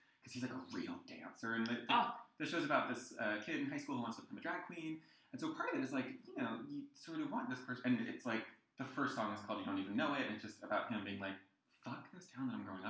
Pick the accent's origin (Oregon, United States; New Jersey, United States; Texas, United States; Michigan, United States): New Jersey, United States; I grew up in the middle of New Jersey, which I always say I hope is not apparent from my accent.